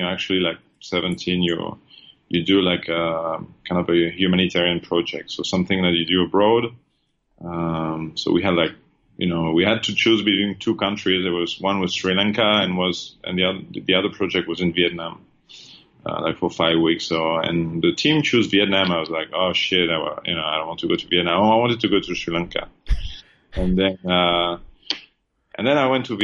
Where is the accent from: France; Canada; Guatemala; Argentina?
France; moved away as an adult; now in Thailand; I'm from France. I've been in Thailand for now 14 years